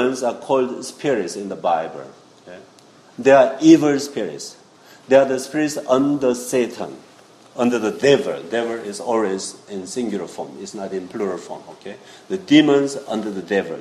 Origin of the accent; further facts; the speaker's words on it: South Korea; moved away; I was born in South Korea, Seoul